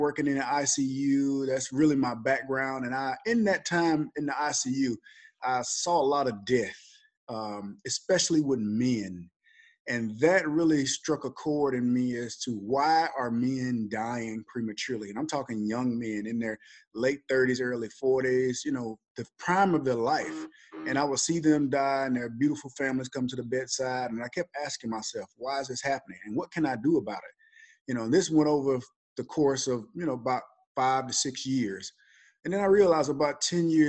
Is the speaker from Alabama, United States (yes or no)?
yes; Alabama, United States; So I'm originally from Alabama. I was a pretty good football player in high school.